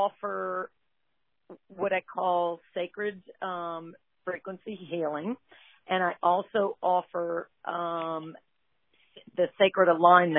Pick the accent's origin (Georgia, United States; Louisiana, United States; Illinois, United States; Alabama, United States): Louisiana, United States; Lafayette; I am born and raised in Lafayette, Louisiana